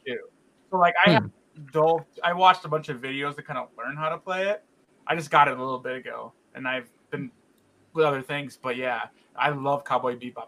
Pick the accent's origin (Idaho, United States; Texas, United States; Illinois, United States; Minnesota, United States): Illinois, United States; Chicago; I grew up in Chicago, and we had all imports